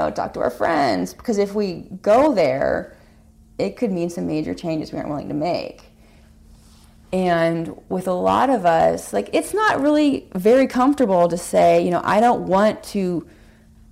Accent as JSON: {"language": "English", "region": "California", "country": "United States", "tie": "born or raised there", "also_born_or_lived": "Hawaii", "moved": "yes", "lives_now": "Connecticut, United States", "said": "I grew up in California. I lived in Hawaii for a while"}